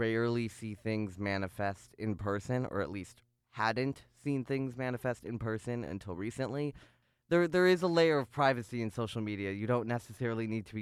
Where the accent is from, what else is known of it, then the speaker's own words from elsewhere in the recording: Chicago, Illinois, United States; moved away as an adult; now in Ithaca, United States; I grew up in North Chicago, in a very, very Jewish area